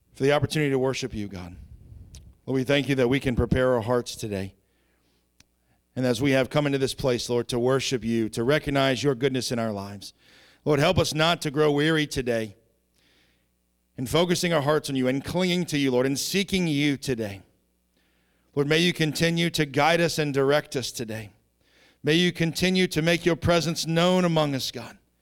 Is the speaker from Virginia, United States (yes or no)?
yes; Southeastern Virginia, United States; I grew up in Southeastern Virginia by a bunch of hillbillies and rednecks.